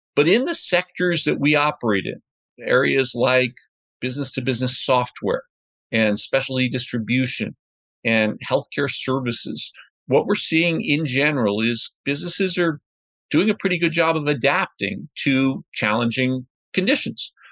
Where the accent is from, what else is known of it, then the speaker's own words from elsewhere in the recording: New Rochelle, New York, United States; I grew up just north of New York City in a suburb called New Rochelle